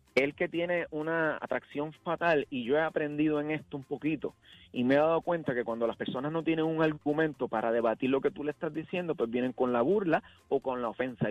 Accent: Puerto Rico; cuando yo nací, yo me crié, decían que Puerto Rico era el país más feliz del mundo

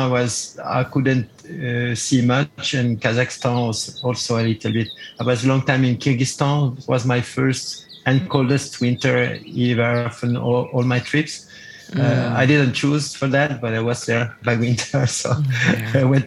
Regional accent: Geneva, Switzerland; English is a second language; I started in my hometown in Geneva, Switzerland

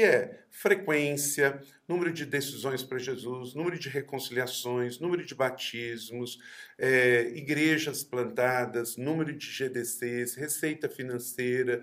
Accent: Brazil; eu sou brasileiro

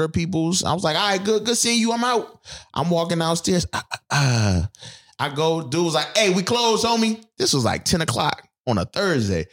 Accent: Buffalo, New York, United States; moved away; I'm from Buffalo.

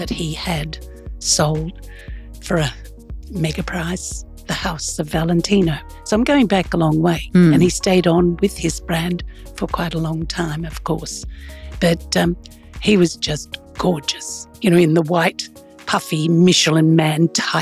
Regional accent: Australia; I'm from Australia

